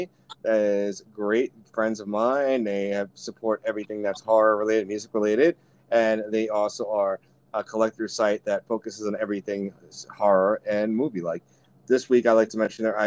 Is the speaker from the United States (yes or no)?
yes; New York, United States; as a New Yorker